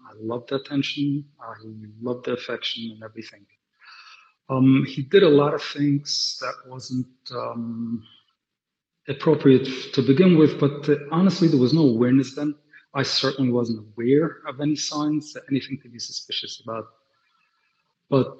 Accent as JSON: {"language": "English", "town": "New York City", "region": "New York", "country": "United States", "tie": "born or raised there", "also_born_or_lived": "London", "said": "I grew up in Brooklyn, like I said before, and Williamsburg, to be specific. I'm a Willy boy, in a very Hasidic family"}